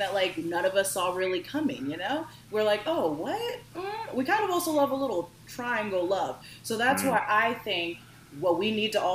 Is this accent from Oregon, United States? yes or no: yes; Bend, Oregon, United States; I'm 26 years old. I come from Bend, Oregon.